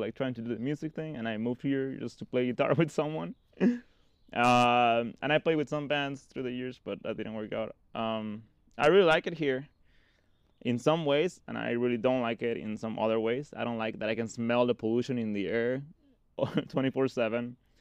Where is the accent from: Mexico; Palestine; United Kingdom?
Mexico; Cabo San Lucas, Baja California Sur; also born or lived in Tultitlán, State of Mexico / Maryland; now in Denver, United States; they moved when I was six to Cabo San Lucas, Mexico